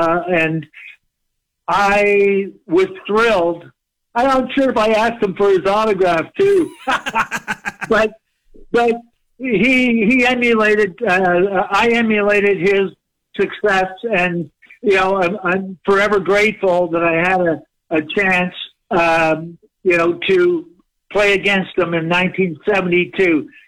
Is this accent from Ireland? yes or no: no; Canada; to have won both as a Canadian